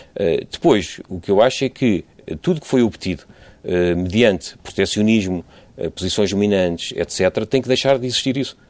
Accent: Portugal; enquanto portugueses

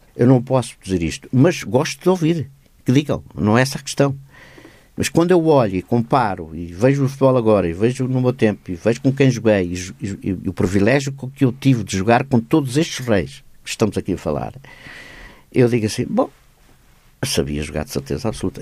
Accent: Cruz de Pau, Setúbal, Portugal; Eu vivia na Cruz de Pá

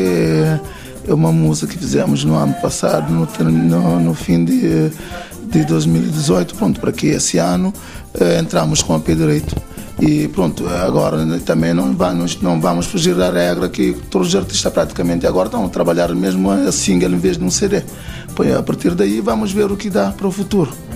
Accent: Santiago Island, Cape Verde; nós somos da Ilha de Santiago

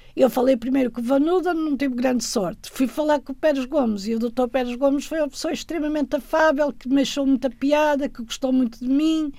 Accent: Guimarães, Norte, Portugal; moved away as an adult; also born or lived in Tadim, Minho / France; Cresci em Guimarães, Brito, em Brito

